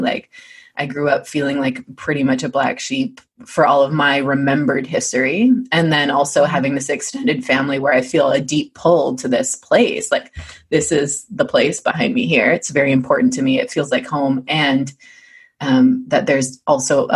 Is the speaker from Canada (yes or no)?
yes; East Coast of Canada, Atlantic Canada, Canada; I'm from the East Coast of Canada. That's a huge part of my identity.